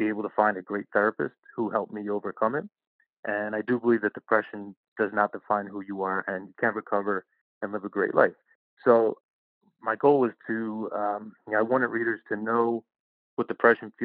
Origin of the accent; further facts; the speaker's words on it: Philadelphia, Pennsylvania, United States; I was born and raised in South Philly